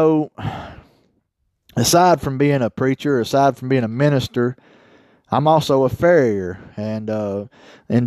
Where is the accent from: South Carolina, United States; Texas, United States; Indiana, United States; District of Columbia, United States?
Texas, United States; now in North Carolina, United States; As a native Texan, I'll always be a Texan